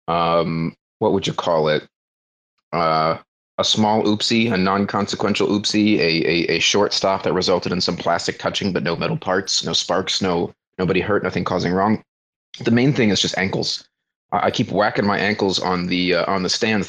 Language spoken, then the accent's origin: English; Florida, United States; moved away as an adult; now in Indonesia; I come from Florida man, flat boy land.